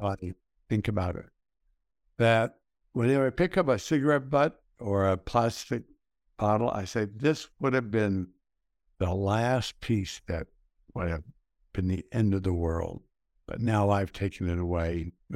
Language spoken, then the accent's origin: English; El Paso, Texas, United States; I grew up in El Paso, Texas. I grew up in the west side of El Paso.